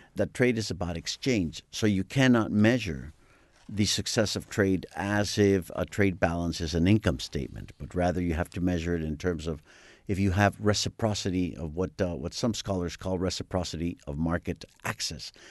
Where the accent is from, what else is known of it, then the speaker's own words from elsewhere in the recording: Mexico City, Mexico; growing up in the Anglo-Saxon community, which is a very strong and very large com, very influential community in, uh, in Mexico